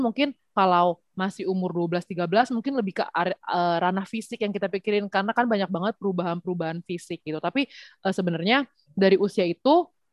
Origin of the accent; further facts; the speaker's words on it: Indonesia; moved away; aku memang lahir dan besar di Indonesia tapi dari kecil tuh masuknya tuh sekolah internasional